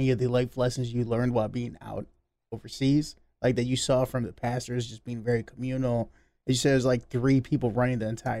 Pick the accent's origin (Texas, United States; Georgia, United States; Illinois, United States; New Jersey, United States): Illinois, United States; Chicago; moved away as an adult; now in Peoria, United States; I'm from Chicago, born and raised, 2.5 hours from this place.